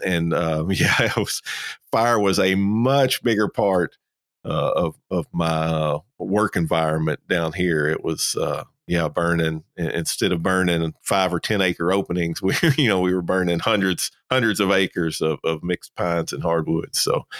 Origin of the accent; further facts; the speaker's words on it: Kentucky, United States; I'm originally from Kentucky.